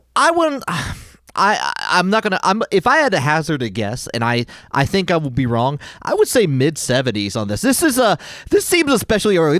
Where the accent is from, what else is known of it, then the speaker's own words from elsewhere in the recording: Wichita, Kansas, United States; moved away; my hometown Pizza Hut